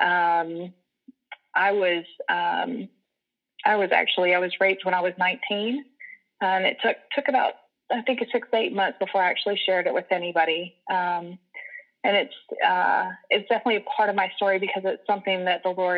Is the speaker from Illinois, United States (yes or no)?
no; Rock Hill, South Carolina, United States; here in Rock Hill from middle school up. It didn't really go away for college or anything. So I stayed in the area